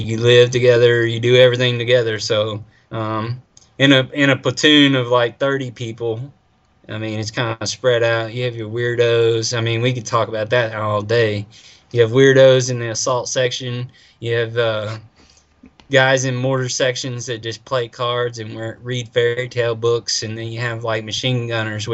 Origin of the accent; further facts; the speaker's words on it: United States; I'm not European. I'm American.